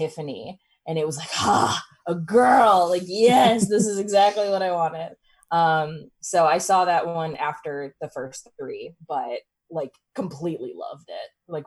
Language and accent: English; Chicago, Illinois, United States; But I grew up in Chicago